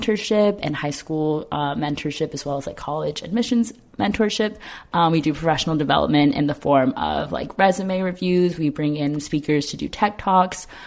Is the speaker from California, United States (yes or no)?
yes; Ontario, California, United States; I'm originally from Ontario, California